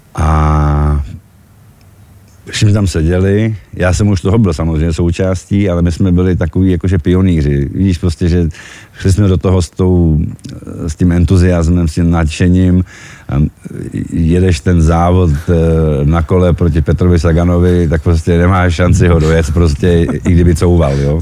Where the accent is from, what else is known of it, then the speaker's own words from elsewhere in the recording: Czechia; also born or lived in Czechoslovakia; now in Slovakia; já jsem sice Čech